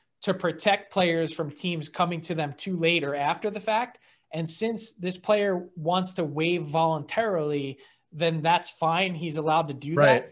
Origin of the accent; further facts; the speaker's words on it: Philadelphia, Pennsylvania, United States; I'm from Philly